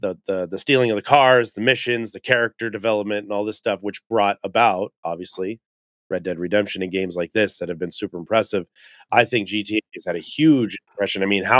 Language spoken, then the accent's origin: English; California, United States; And I love Ghetto Blaster Los Angeles because I grew up in California.